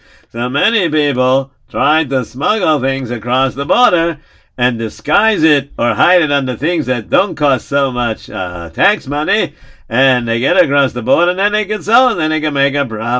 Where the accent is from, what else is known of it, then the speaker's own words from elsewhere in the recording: Lithuania; now in United States; When I finish selling it, I travel back, and I come back to my hometown in Yaneva, in Lithuania.